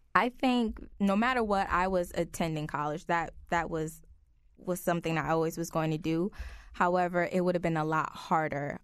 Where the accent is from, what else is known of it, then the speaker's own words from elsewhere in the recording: New Haven, Connecticut, United States; born and raised in New Haven